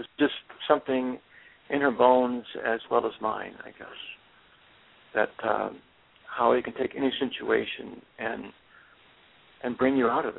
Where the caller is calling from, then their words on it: Northampton, Massachusetts, United States; I'm calling from Northampton, Mass.